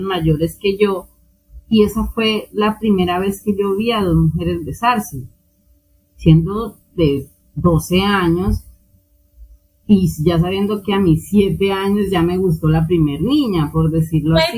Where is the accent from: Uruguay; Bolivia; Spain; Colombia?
Colombia; aquí en Colombia pasa igual. De hecho, la religión base en mi país es la católica